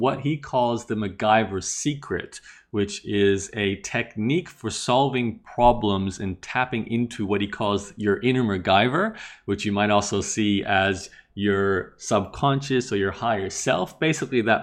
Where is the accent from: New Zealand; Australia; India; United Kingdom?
Australia; growing up in Australia